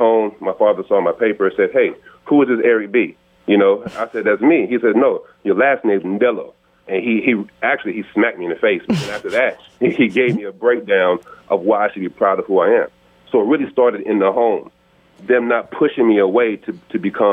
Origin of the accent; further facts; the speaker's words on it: Charlotte, North Carolina, United States; I'm actually born here in Charlotte, North Carolina